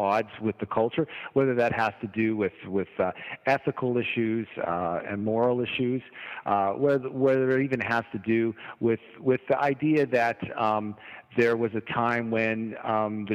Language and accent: English; Canada; I am from Canada